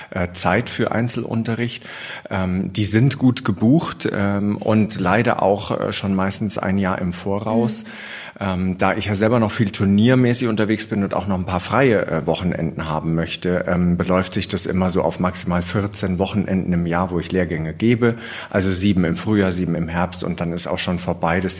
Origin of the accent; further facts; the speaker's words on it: Bavaria, Germany; born there; Ich bin gebürtig aus dem Allgäu und ähm, da war mit Pferdezucht und Dressurreiten nicht ganz so viel los. Deswegen bin ich etappenweise immer mehr in den Norden.